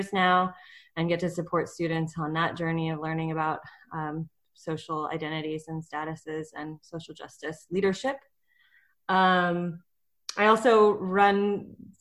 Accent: Seattle, Washington, United States; moved away as an adult; now in San Jose, United States; I was born in Seattle, and I moved to San Jose in 2012 at the end of grad school to work at San Jose State.

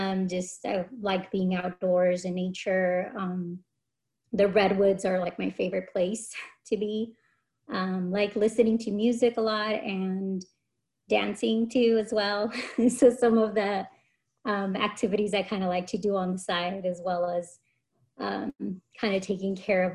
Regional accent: San Jose, California, United States; also born or lived in Santa Cruz; I was born and raised in San Jose, grew up mostly in the, well, not mostly, I grew up in East San Jose

